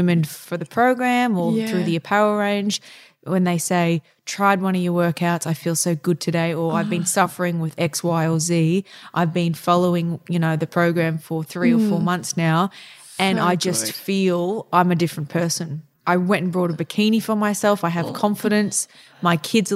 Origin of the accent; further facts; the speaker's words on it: Townsville, Queensland, Australia; moved away; also born or lived in Brisbane / Singapore / Germany / New York; I grew up in Townsville, which was very much outdoor focused.